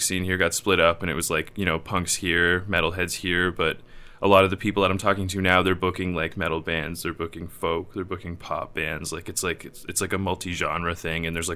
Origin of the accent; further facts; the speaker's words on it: Drumbo, Ontario, Canada; also born or lived in Brantford, Ontario; now in Kitchener-Waterloo, Canada; growing up in Drumbo, it's like a really small town, and then Brantford didn't really have too much of a music scene to dive into.